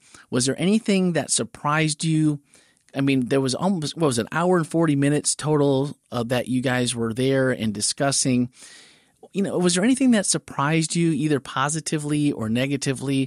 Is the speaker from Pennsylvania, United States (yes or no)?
no; northeastern Wisconsin, United States; growing up in the Midwest in Wisconsin, I literally didn't know any people, not just black. I didn't know any people of color until I got to high school, really, In northeastern Wisconsin